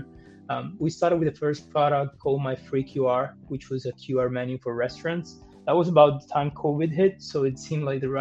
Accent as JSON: {"language": "English", "country": "Colombia", "also_born_or_lived": "Germany / Geneva", "moved": "yes", "said": "I'm from Colombia"}